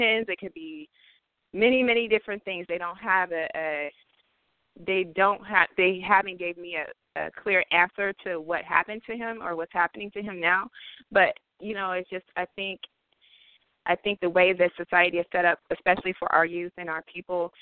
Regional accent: Oakland, California, United States; also born or lived in Vallejo, California; now in Oregon, United States; I was born in East Oakland, born and raised. Also lived in Vallejo partway of my life. Now I live in Oregon.

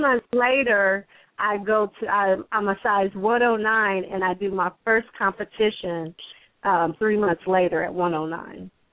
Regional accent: West Virginia, United States; now in Columbus, United States; I'm originally from West Virginia, but have been in Columbus, Ohio for a very long time.

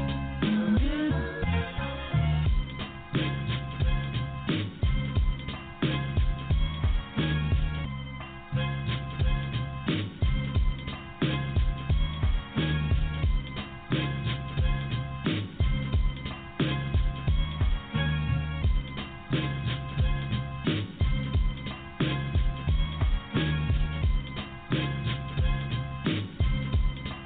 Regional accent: Corpus Christi, Texas, United States; That's here in our home, my hometown, the hometown of Whataburger and …, from the Molina neighborhood.

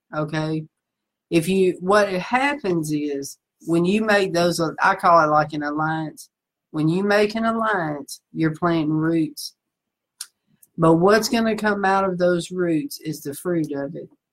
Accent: the South, United States; moved away as an adult; I'm from the South

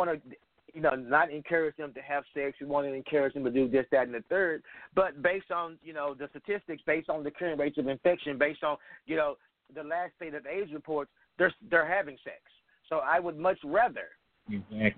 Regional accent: Texas, United States; I'm 40, and I grew up in Texas, in the South

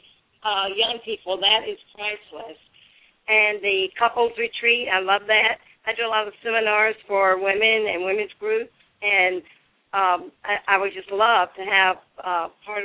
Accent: Dodge County, South Georgia, United States; I grew up in the South, in South Georgia, Dodge County, South Georgia

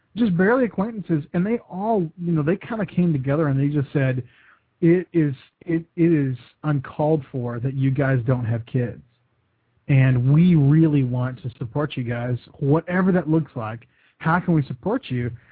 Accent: West Texas, United States; moved away as an adult; now in Kentucky, United States; I'm born and raised in West Texas

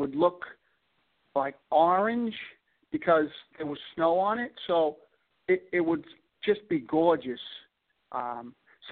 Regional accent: Boston, Massachusetts, United States; accent: Boston; my Boston accent

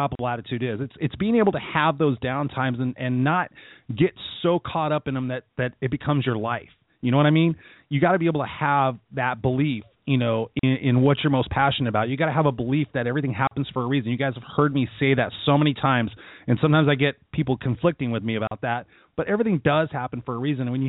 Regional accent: Inglewood, California, United States; I was born in Inglewood, California, here in Southern California

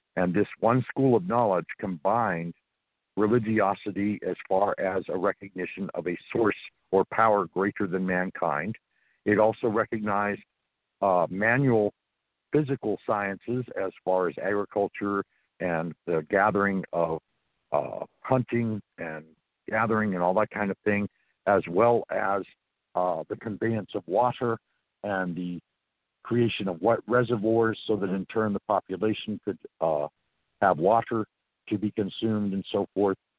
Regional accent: Santa Monica, California, United States; moved away as an adult; also born or lived in New Orleans / South Carolina / Georgia / Florida; I was born and raised in Santa Monica, California, so I'm from the West Coast originally

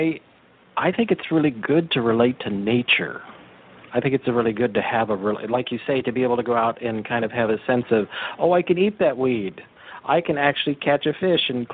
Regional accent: Big Sur, California, United States; I grew up in the Big Sur area

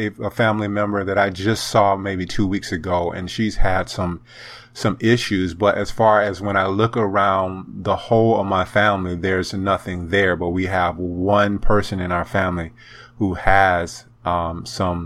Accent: South Carolina, United States; my home state of South Carolina

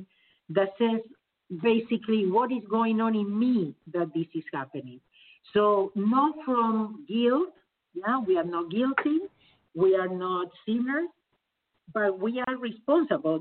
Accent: Argentina; moved away as an adult; now in Los Angeles, United States; I was born in Argentina

